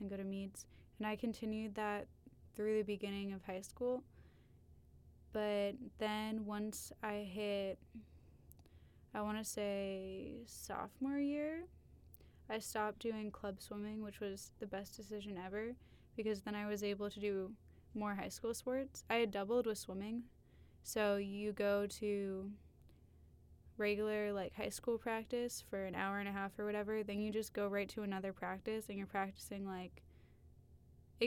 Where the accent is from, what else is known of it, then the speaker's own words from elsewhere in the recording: Salem, Massachusetts, United States; also born or lived in Pittsburgh; I'm from Salem, Massachusetts